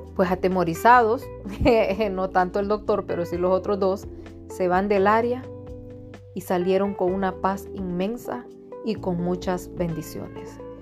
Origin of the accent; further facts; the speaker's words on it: Tegucigalpa, Francisco Morazán, Honduras; soy de Honduras, Tegucigalpa